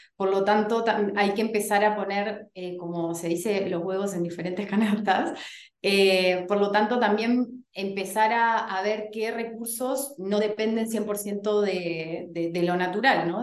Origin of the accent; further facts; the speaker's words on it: Uruguay; moved away as an adult; now in Chile; soy uruguaya, pero estoy en Chile hace casi 10 años ya